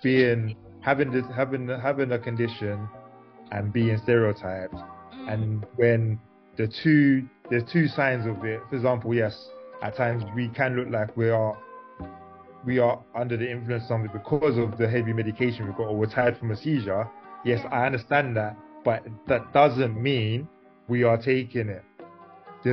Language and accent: English; London, United Kingdom; I grew up in South London